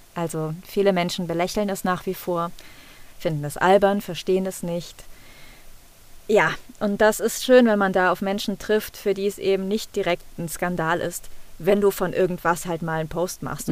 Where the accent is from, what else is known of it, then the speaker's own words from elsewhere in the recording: Cologne, North Rhine-Westphalia, Germany; accent: Rhineland dialect; Ich selber bin auch mit Dialekt groß geworden. Mhm. Ich komme aus dem Rheinland